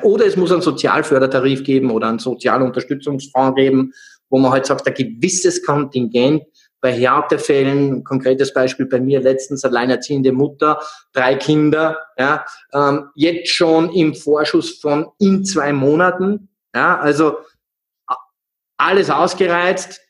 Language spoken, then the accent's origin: German; Salzburg, Austria; aufgewachsen im Proletariat in einer Großstadtsiedlung in Salzburg